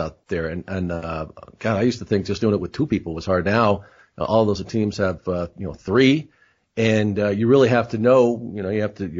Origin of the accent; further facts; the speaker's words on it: Rochester, New York, United States; I was born in Rochester, so I know the area pretty well